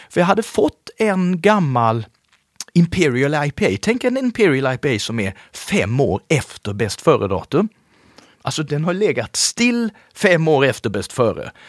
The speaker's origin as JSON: {"language": "Swedish", "region": "Småland", "country": "Sweden", "tie": "born or raised there", "said": "eftersom jag är uppväxt i Småland så tänkte jag, fan vad dyrt."}